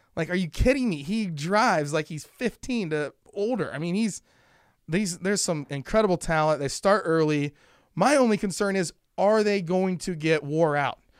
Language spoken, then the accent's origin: English; Lima, Ohio, United States; moved away; Lima Land Motorsports Park is my hometown, right? So Lima